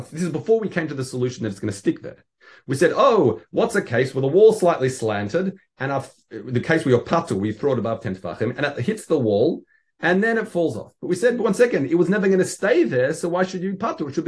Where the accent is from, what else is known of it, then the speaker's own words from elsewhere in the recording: Australia; as being as an Australian, we used to try and try it, and yeah, it's it's it's a skill.